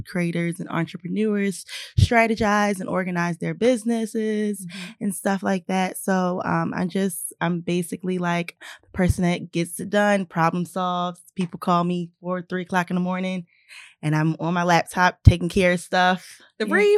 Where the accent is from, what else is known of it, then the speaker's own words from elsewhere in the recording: Baltimore, Maryland, United States; moved away as an adult; now in Los Angeles, United States; I am from Baltimore.